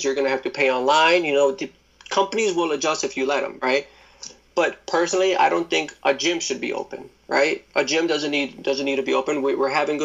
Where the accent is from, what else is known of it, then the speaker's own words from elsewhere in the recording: New York City, New York, United States; I was born in Brooklyn